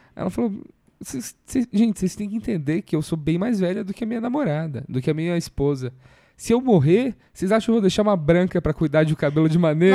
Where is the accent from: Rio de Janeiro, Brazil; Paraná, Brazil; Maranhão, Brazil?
Paraná, Brazil; Curitiba; eu sou de Curitiba